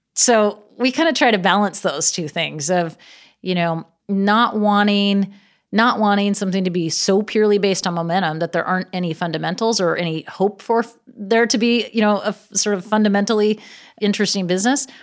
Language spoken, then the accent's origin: English; Gig Harbor, Washington, United States; now in Los Angeles, United States; I grew up in Seattle, actually in a little town outside of Seattle called Gig Harbor